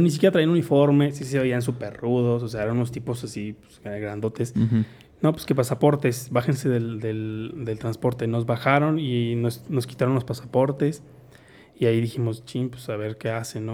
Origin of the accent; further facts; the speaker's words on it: Mexico; nada más era yo de mexicano. Entonces yo era así como que, oh, véanme, soy mexicano